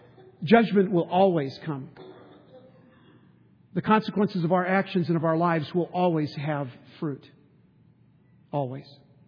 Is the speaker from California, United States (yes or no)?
yes; San Diego, California, United States; And we grew up in San Diego.